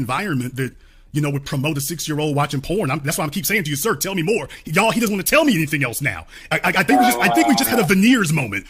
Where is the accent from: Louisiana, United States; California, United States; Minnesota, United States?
Louisiana, United States; Shreveport; moved away; also born or lived in Dallas, Texas; I'm born and raised in Louisiana, lived in Dallas, Texas.